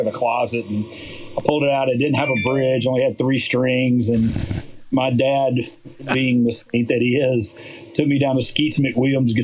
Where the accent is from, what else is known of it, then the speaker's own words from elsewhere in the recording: Jackson, Mississippi, United States; growing up in Jackson, Mississippi, you know, there was no original music.